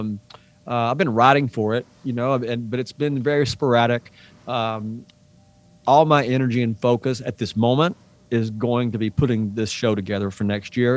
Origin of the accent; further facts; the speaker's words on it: East Tennessee, United States; we grew up in the same area of East Tennessee